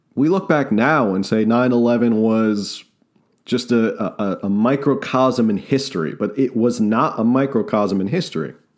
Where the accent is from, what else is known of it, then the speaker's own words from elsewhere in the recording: New Jersey, United States; I'm a kid from New Jersey